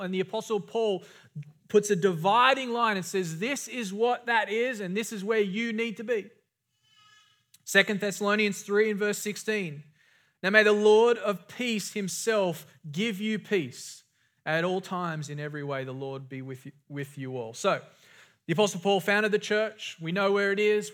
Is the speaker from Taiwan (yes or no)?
no; Australia; growing up in Australia